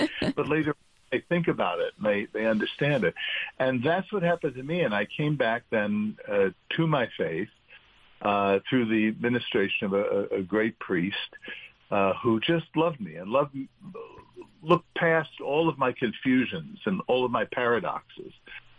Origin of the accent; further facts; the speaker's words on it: New York, United States; So it was an enriching experience growing up in New York.